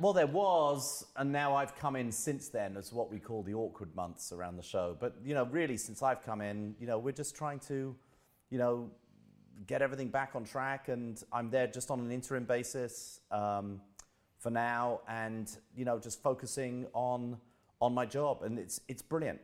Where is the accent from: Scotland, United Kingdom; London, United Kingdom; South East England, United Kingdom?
London, United Kingdom; also born or lived in Bromley; I'm from Southeast London. I'm from the London borough of Greenwich. Um, moved out to Bromley, which is about three miles out, uh, when I was about fifteen years old